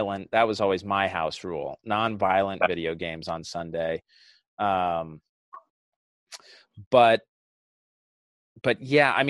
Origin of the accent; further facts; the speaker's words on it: Utah, United States; I grew up in Utah, 90% Mormon where I was